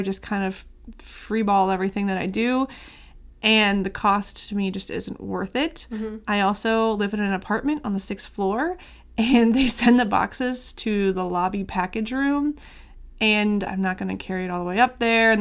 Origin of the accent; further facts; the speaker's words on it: St. Louis, Missouri, United States; I'm from St. Louis